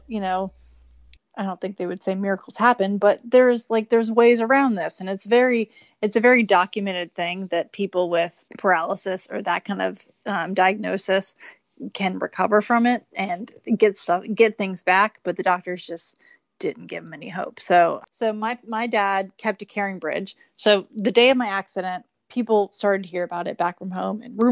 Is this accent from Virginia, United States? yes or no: yes; Richmond, Virginia, United States; MCV in Richmond, Virginia, my hometown